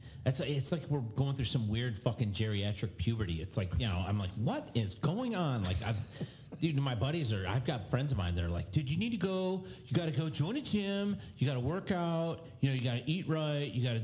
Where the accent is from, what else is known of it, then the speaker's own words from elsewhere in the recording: Winter Haven, Florida, United States; I'm from Winter Haven. From Polk County.